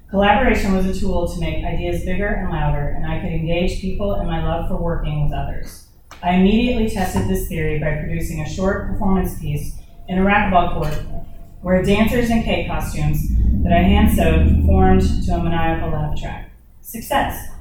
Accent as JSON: {"language": "English", "town": "Dallas", "region": "Texas", "country": "United States", "tie": "born or raised there", "also_born_or_lived": "Austin, Texas / Nashville, Tennessee", "moved": "yes", "lives_now": "Thomasville, United States", "said": "I was born in Austin, Texas, and raised in Dallas"}